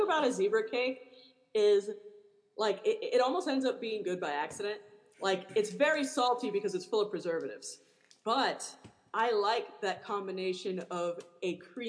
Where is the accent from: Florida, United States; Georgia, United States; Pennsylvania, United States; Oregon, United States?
Florida, United States; Miami; when I was growing up in Miami, a poor family